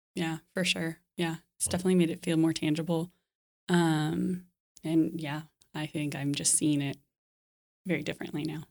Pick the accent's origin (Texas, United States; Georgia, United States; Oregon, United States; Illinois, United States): Texas, United States; Dallas; moved away; also born or lived in Lincoln, Nebraska / France; I'm from Dallas originally.